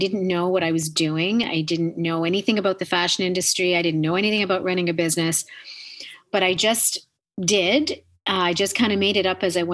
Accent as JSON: {"language": "English", "country": "Canada", "said": "being Canadian"}